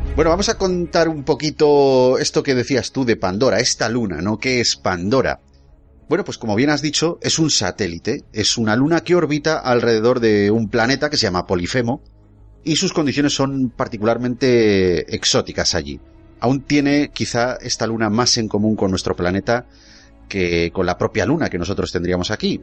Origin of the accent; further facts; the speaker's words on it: Basque Country, Spain; los vascos nacemos